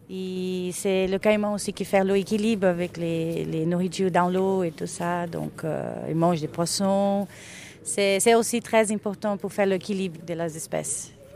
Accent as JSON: {"language": "French", "area": "Pantanal", "region": "Mato Grosso", "country": "Brazil", "tie": "born or raised there", "also_born_or_lived": "Cuiabá", "second_language": "French", "said": "Je suis née euh, à Cuiabá et après j'ai grandi dans une fazenda au Pantanal"}